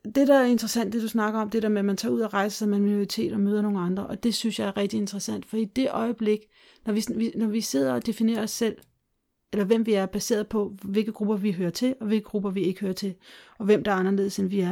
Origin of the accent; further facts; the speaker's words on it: Denmark; moved away; also born or lived in Brazil; vi i glimtvis se os selv som danskere